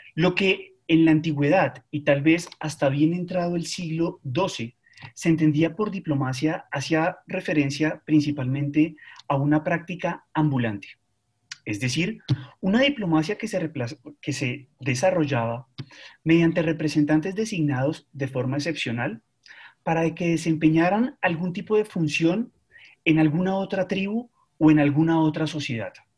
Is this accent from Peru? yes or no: no; Colombia; No fuimos Argentina